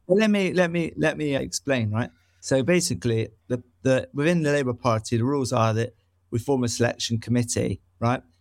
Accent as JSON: {"language": "English", "town": "Bristol", "region": "South West England", "country": "United Kingdom", "tie": "born or raised there", "said": "growing up in Noel West"}